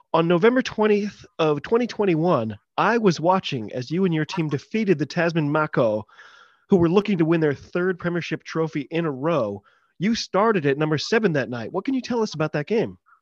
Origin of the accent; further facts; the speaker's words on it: United States; I'm an American